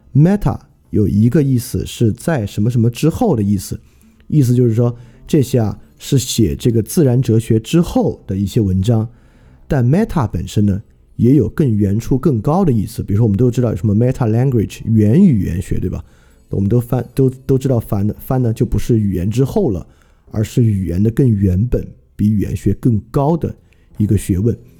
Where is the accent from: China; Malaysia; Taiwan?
China; 满大街呢都是汉字构成的我们中国人可识别的汉字词汇